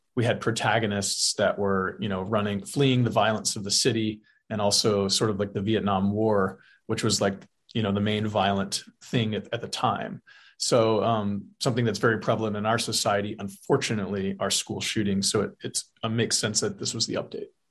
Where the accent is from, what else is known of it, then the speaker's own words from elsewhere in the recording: South Texas, United States; grew up in South Texas. I've lived in Texas. I still live here